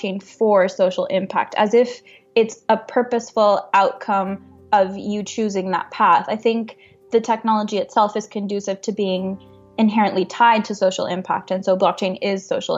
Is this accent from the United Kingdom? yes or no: no; Honduras; moved away as an adult; also born or lived in Montreal, Canada; now in Canada; I grew up in Honduras. I was born and raised there.